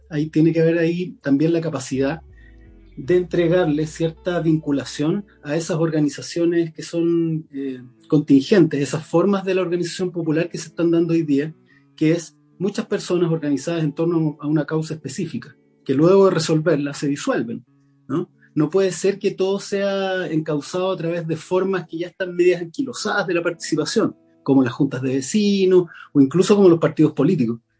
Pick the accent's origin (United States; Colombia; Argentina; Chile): Chile; Valparaíso; No es posible que, por ejemplo, yo soy de Valparaíso, no es posible que el puerto tribute en Santiago.